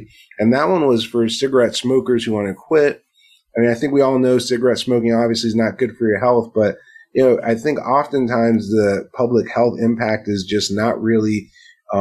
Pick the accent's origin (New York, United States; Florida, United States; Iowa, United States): Florida, United States; Miami; moved away; when I was growing up in Miami, when I was going to high school